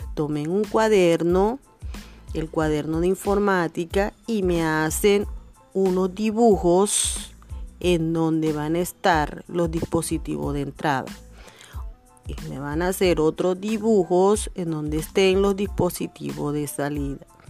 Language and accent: Spanish; Ciénaga, Magdalena, Colombia; soy nacida de acá de Ciénaga